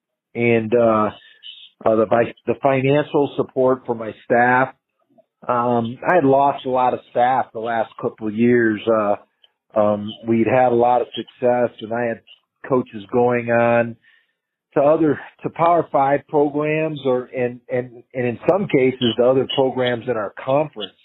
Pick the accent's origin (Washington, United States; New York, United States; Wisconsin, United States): Wisconsin, United States; Madison; also born or lived in Reno; now in Fort Collins, United States; I've grown up in a college town in Madison, Wisconsin